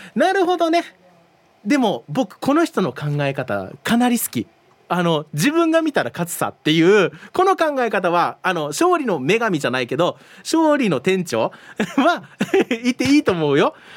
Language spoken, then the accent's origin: Japanese; Fukui, Japan; now in Okinawa, Japan